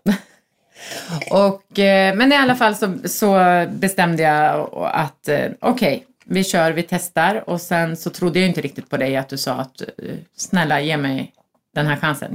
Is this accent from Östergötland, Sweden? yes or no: yes; Norrköping, Östergötland, Sweden; also born or lived in Söderköping; now in Stockholm, Sweden; flyttade till Stockholm för tjugofem år sedan, tror jag, snart. Kommer från Norrköping och Söderköping, vilket hörs på min härliga dialekt